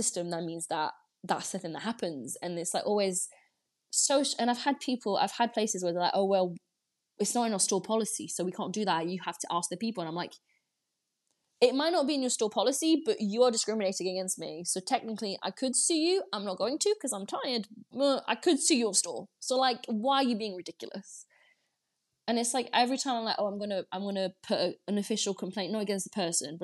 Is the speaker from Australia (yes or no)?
no; France; moved away; I grew up in France